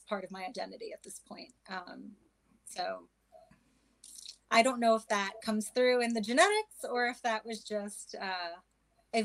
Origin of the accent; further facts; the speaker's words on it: New York, United States; I grew up in New York, my younger years